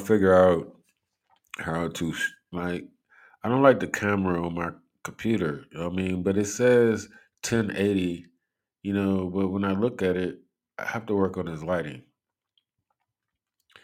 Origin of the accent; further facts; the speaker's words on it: Cleveland, Ohio, United States; I'm from Cleveland